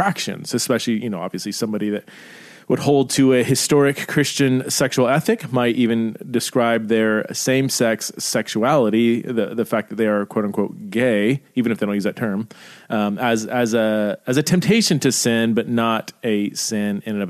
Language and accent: English; Idaho, United States; I could say I am an American. I am an Idahoan. I live in Idaho.